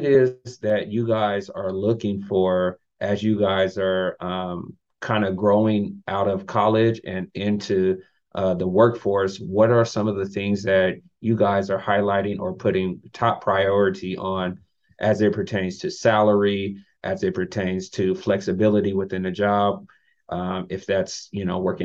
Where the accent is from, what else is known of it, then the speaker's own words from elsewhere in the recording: California, United States; moved away as an adult; also born or lived in Utah; now in Florida, United States; I'm from California